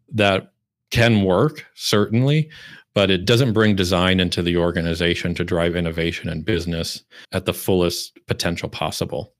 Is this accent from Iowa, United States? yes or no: yes; Iowa, United States; moved away as an adult; also born or lived in Chicago / Minneapolis; now in Malmö, Sweden; I grew up and lived in the Midwest in Iowa and then Chicago and Minneapolis for over ten years